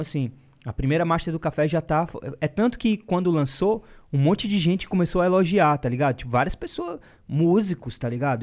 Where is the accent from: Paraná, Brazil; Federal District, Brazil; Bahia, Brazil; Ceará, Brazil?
Ceará, Brazil; Fortaleza; moved away as an adult; now in São Paulo, Brazil; em Fortal, né? E, porque é, é de onde eu vim